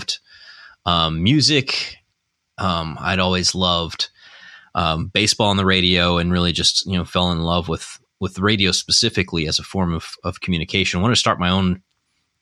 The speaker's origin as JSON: {"language": "English", "region": "Indiana", "country": "United States", "tie": "born or raised there", "also_born_or_lived": "New Albany, Indiana / Floyds Knobs, Indiana / Springfield, Ohio", "moved": "yes", "said": "I'm from Indiana"}